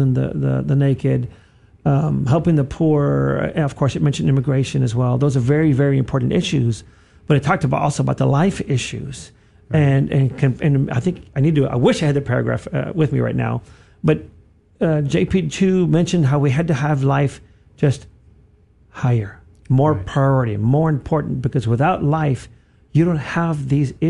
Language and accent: English; South Texas, United States; I grew up in the South Texas